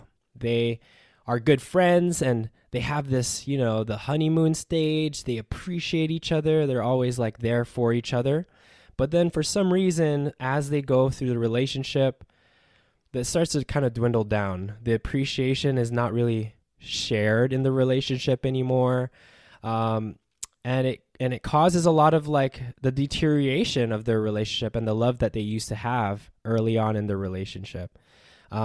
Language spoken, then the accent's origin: English; United States; I was born and raised. So my parents are, like, they were born and raised in the Philippines.